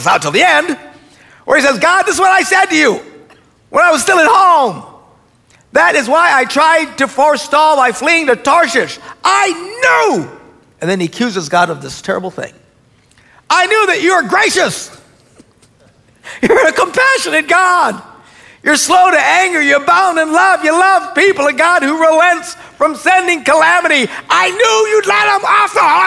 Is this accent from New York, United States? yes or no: no; Wisconsin, United States; we're from Wisconsin.